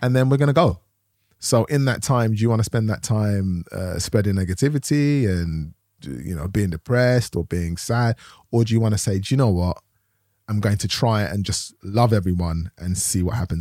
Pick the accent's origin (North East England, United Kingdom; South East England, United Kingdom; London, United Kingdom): London, United Kingdom; I grew up in Tottenham, London